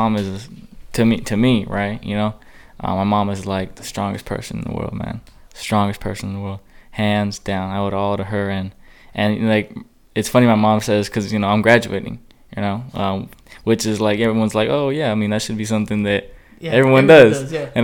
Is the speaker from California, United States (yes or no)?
yes; Chula Vista, California, United States; I'm a kid from Chula Vista, San Diego.